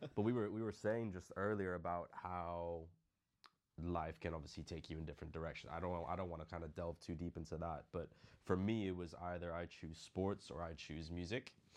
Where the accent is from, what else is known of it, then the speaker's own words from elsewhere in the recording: Philippines; moved away; growing up in the Philippines